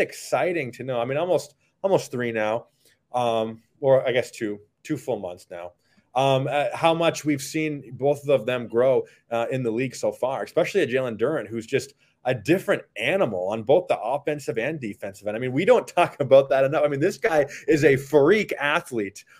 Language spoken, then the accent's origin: English; Upper Peninsula of Michigan, United States; I'm from Upper Michigan, and all of us up there cheer for the Packers